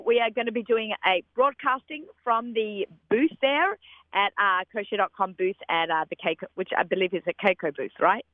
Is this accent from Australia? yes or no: yes; Australia; moved away; growing up in Australia